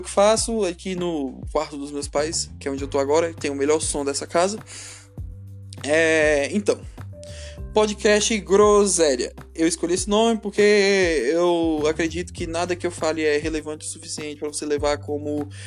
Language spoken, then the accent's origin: Portuguese; Brasília, Federal District, Brazil; Eu sou de Brasília, Distrito Federal, Brasil, América do Sul, Hemisfério Sul, essas coisas aí.